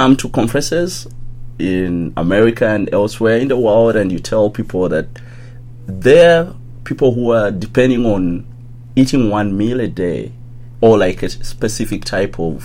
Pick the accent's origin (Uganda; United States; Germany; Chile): Uganda; I grew up in a little town like 1 hour away from the capital, which is Kampala